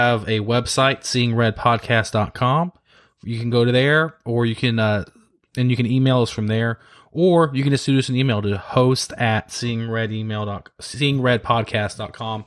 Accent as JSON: {"language": "English", "town": "Dallas", "region": "Texas", "country": "United States", "also_born_or_lived": "Sugar Land, Texas / Austin, Texas / Iowa / Washington, D.C.", "lives_now": "Houston, United States", "said": "I'm a political consultant based in Sugar Land, Texas, but I'm from the Dallas area"}